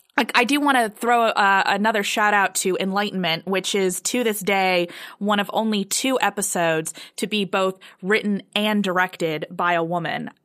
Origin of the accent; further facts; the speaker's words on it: United States; as an American viewer